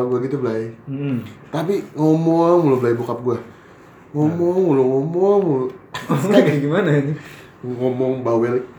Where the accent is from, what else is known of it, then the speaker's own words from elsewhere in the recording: Java, Indonesia; gue orang Jawa ya?